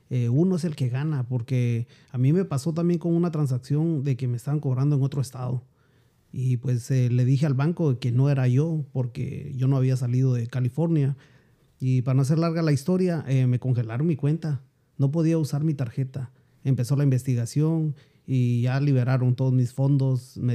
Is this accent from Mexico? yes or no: no; France; yo soy francés.